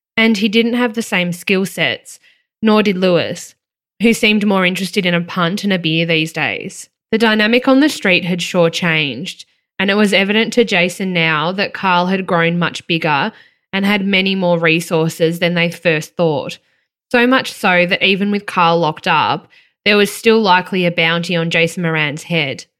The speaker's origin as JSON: {"language": "English", "region": "Victoria", "country": "Australia", "tie": "born or raised there", "said": "growing up in Victoria"}